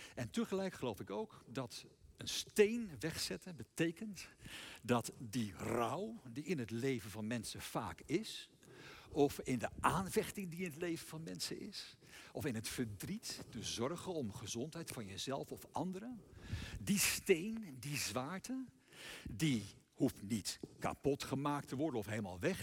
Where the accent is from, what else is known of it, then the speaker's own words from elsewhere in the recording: Netherlands; wij zelf als Nederlanders